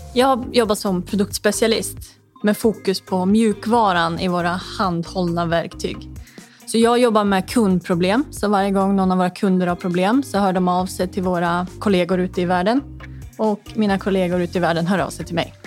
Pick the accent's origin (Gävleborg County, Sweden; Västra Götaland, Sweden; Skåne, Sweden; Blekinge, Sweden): Gävleborg County, Sweden; Hudiksvall; now in Stockholm, Sweden; Jag kommer ju från eh, Hudiksvall